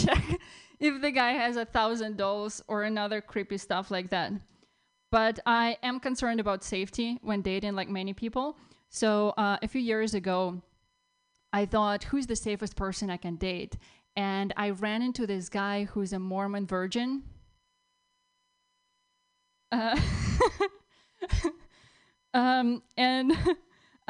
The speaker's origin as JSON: {"language": "English", "country": "Russia", "moved": "as an adult", "lives_now": "United States", "said": "I'm from Russia."}